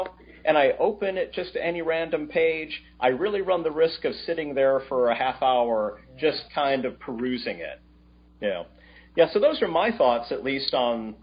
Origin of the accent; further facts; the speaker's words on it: Toledo, Ohio, United States; growing up in Toledo, Ohio